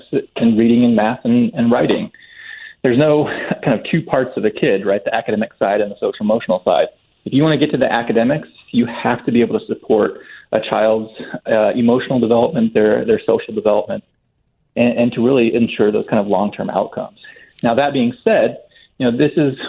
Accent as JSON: {"language": "English", "region": "Ohio", "country": "United States", "also_born_or_lived": "Germany / Florida", "said": "Ohio, but Germany before"}